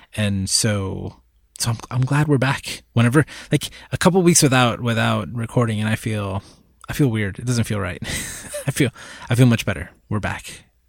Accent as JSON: {"language": "English", "country": "Puerto Rico", "tie": "born or raised there", "said": "I was born in Puerto Rico. I've, I've lived in Puerto Rico for, I guess, the last couple of years"}